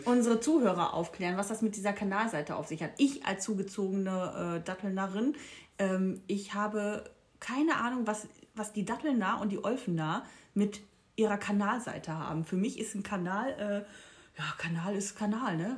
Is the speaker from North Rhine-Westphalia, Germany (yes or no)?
yes; Castrop-Rauxel, North Rhine-Westphalia, Germany; accent: Ruhrpott; ich komme ja aus dem kleinen Dorf Castrop-Rauxel